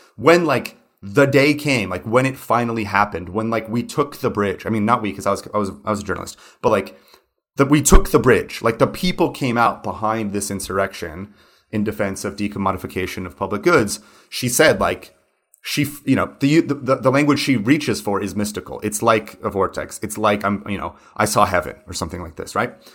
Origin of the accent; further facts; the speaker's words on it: United States; moved away; also born or lived in São Paulo; an American who grew up in the nineties